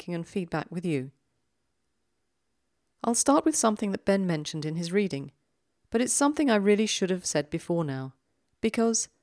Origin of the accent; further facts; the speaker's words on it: London, United Kingdom; accent: South London; my South London accent